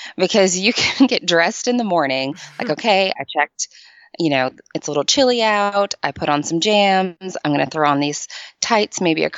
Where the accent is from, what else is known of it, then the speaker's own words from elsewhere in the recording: Michigan, United States; moved away as an adult; now in Nashville, United States; So I am originally from Michigan. I relocated to Nashville about 14 years ago to go to college